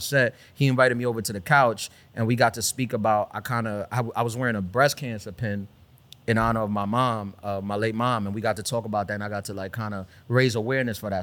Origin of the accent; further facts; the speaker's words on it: New York City, New York, United States; also born or lived in Brooklyn / Dominican Republic (family origin); grew up in Queens